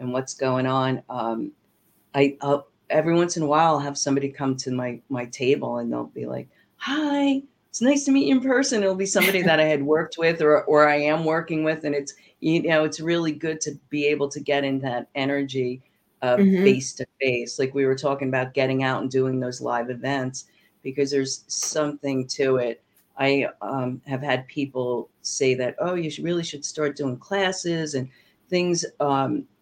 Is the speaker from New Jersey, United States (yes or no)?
yes; New Jersey, United States; moved away; I'm from New Jersey originally, and when I was small, my parents used to take me there